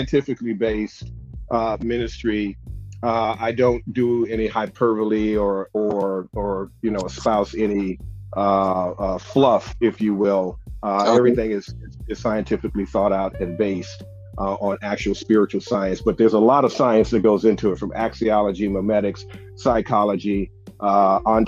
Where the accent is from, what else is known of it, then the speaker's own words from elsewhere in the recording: Chicago, Illinois, United States; my hometown, Chicago